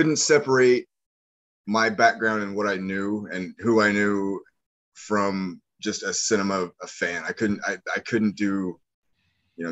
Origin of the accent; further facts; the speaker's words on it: Missouri, United States; moved away as an adult; now in New Orleans, United States; I grew up in the Midwest. I grew up in Missouri